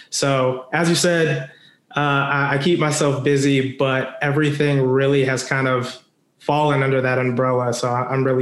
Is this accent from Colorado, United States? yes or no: yes; Denver, Colorado, United States; I grew up or I claim uh, Denver, Colorado as my hometown.